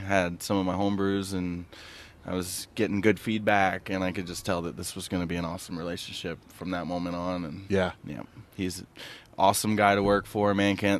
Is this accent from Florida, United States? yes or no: yes; Florida, United States; moved away as an adult; also born or lived in Charleston, South Carolina; now in Arizona, United States; I grew up in Florida